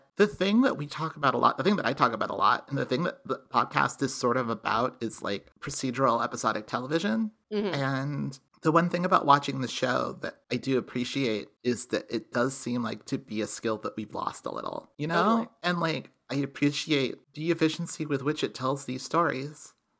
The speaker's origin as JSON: {"language": "English", "region": "Texas", "country": "United States", "tie": "born or raised there", "said": "I worked hard to like lose a lot of accent because I grew up in Texas."}